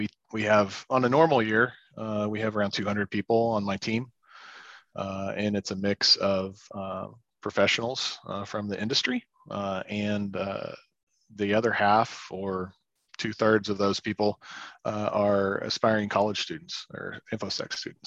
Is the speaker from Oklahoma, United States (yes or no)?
yes; Oklahoma, United States; Growing up in Oklahoma in the middle of the Bible Belt